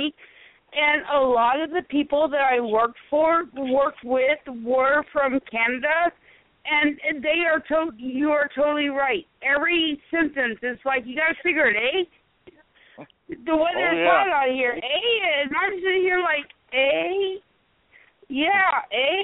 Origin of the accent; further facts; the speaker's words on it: South Carolina, United States; also born or lived in Michigan; "Where are you from?" And I'm like, "South Carolina."